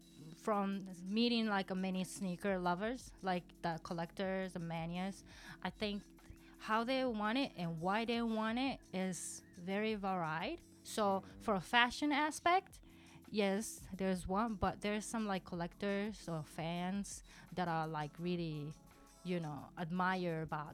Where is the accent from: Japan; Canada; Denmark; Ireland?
Japan; Himeji, Hyogo; accent: Kansai; English is a second language; now in Kobe, Japan; I live in Kobe, but my hometown is called Himeji, where the beautiful castle's there. So I'm a Kansaijin. So I'm trilingual, Kansai Ben, and Hyojungo, and English.